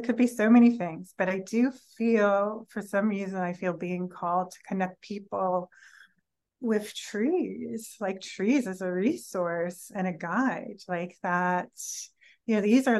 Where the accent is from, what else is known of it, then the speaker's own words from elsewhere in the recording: California, United States; maybe I'm from California and maybe that sounds like I'm from California